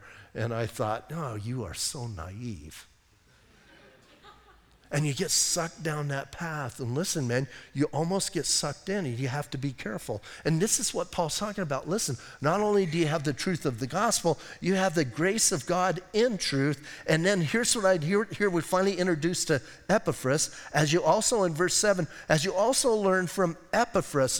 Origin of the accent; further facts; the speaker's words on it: Bisbee, Arizona, United States; also born or lived in Washington State; now in Sierra Vista, United States; I grew up in Bisbee